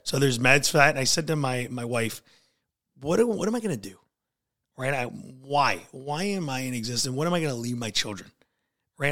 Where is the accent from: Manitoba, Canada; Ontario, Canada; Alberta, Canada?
Ontario, Canada; Niagara Falls; now in Port Colborne, Canada; I was born and raised in, uh, Niagara Falls